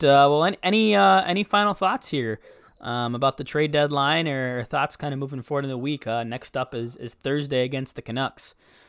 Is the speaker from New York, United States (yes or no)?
no; Minnesota, United States; as a Minnesotan